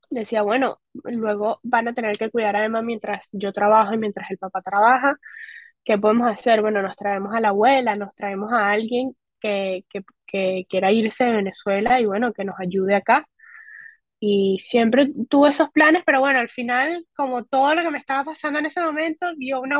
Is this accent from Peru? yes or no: no; Spain; Yo soy española, y dije, pues me voy para España. Allá tengo seguridad social, tengo eh, trabajo legal